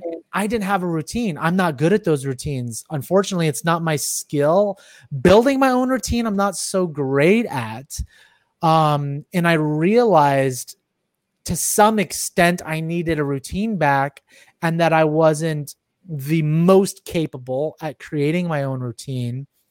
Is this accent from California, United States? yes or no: yes; Silicon Valley, California, United States; I'm from Silicon Valley